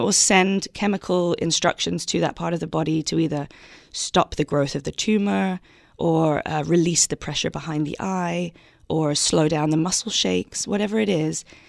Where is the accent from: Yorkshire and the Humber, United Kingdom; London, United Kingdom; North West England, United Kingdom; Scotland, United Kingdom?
London, United Kingdom; moved away as an adult; I grew up in South London. Um, I lived there until I was 19 years old.